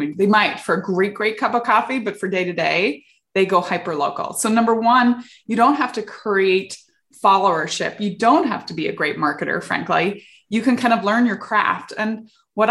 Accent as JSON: {"language": "English", "region": "Northern Ireland", "country": "United Kingdom", "tie": "born or raised there", "also_born_or_lived": "England / South Africa / Silicon Valley", "moved": "as an adult", "lives_now": "California, United States", "said": "I grew up in the UK. I grew up in Northern Ireland during the Troubles"}